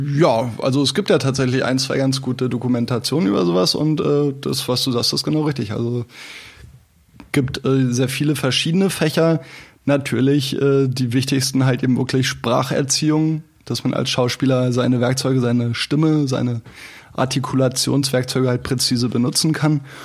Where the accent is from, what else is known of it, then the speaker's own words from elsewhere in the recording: Selent, Schleswig-Holstein, Germany; moved away as an adult; also born or lived in Spandau, Berlin; now in Berlin, Germany; Ich bin da geboren im Waldkrankenhaus und äh, bin dann aber an der, äh, an Ostsee oben aufgewachsen zwischen Kiel und Plön